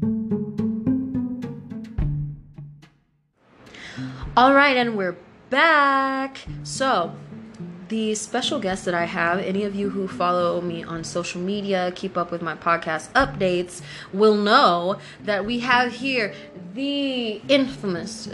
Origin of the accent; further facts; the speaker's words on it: United States; I am from right here